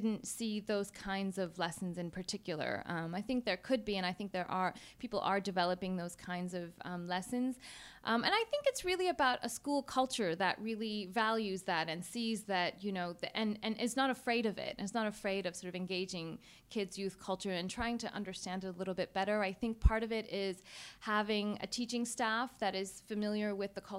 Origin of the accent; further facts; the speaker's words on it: United States; I'm from the United States.